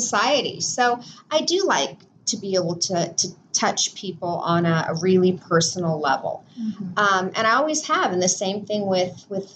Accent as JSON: {"language": "English", "region": "Southern California", "country": "United States", "tie": "born or raised there", "said": "I was born in Southern California"}